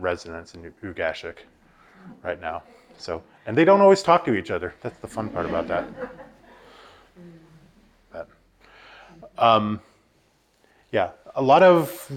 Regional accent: Haines, Alaska, United States; now in Anchorage, United States; I'm originally from Haines, Alaska, and I'm coming to you live from Anchorage, Alaska right now

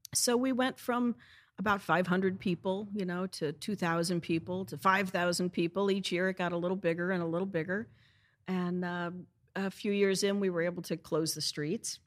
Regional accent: St. Louis, Missouri, United States; now in Easton, United States; I'm from St. Louis, Missouri

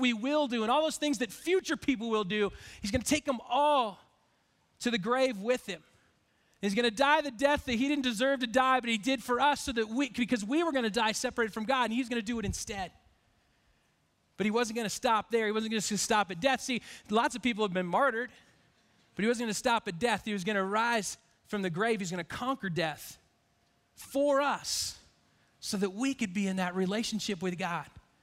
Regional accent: Spokane, Washington, United States; I grew up in Spokane

